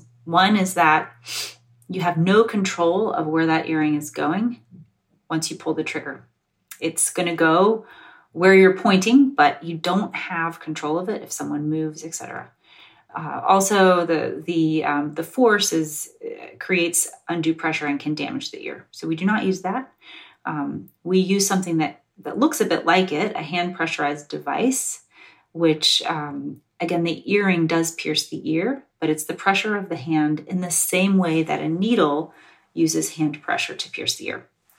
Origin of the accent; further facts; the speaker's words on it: North Carolina, United States; also born or lived in Georgia; So I'm from the South. I was born in Georgia and I grew up in North Carolina.